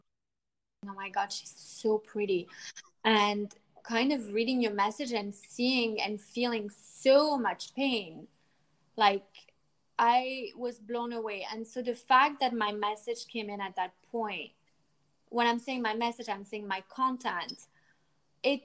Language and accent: English; United States; now in France; I'm from the States